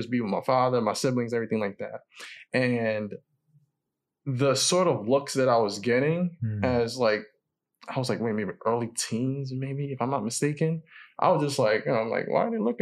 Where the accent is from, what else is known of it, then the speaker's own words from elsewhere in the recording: New York City, New York, United States; also born or lived in Queens / Far Rockaway; I was born in Queens, but even though I was mostly raised in the South Bronx